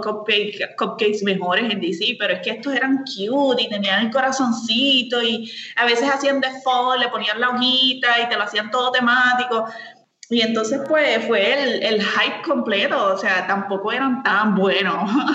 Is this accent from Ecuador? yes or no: no; San Lorenzo, Puerto Rico; yo soy de San Lorenzo, soy del pueblo de San Lorenzo, samaritana, con mucho orgullo. Eh, me encanta mi pueblo